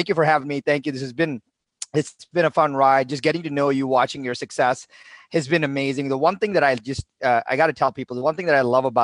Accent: India; moved away as an adult; now in United States; I was born in India, and my dad was a professor of English at a local university, made no money

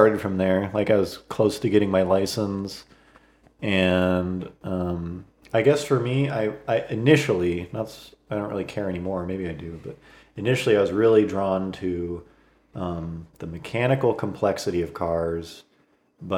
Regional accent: Fresno, California, United States; We're all from Fresno, and Fresno's it's a central California city

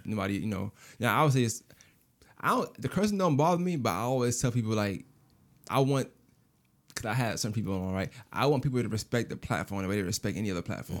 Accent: New York City, New York, United States; I'm from New York. You know, I'm from Brooklyn.

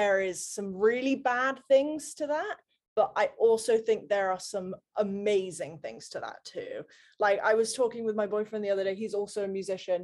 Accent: Gloucestershire, South West England, United Kingdom; moved away as an adult; now in Nashville, United States; I grew up in Gloucestershire, England, which, you know, middle of the Cotswolds

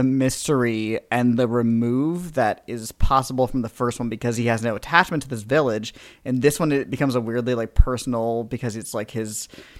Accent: East Coast, United States; We're from the East Coast. Long Island Sound, that's the sound we know.

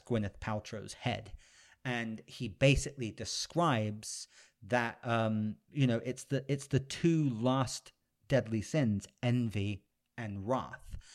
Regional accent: United Kingdom; I'm a British gentleman

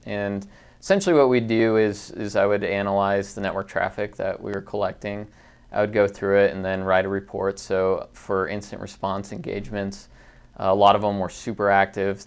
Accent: Conifer Mountain, Jeffco, near Denver, Colorado, United States; growing up on Confer Mountain

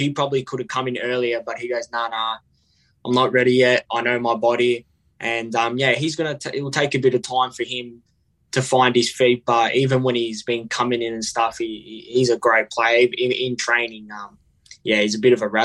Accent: Melbourne, Victoria, Australia; I lived in Hillside and I played for Killer Park Soccer Club

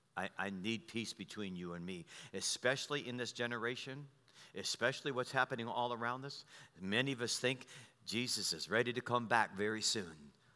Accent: United States; I was born in America

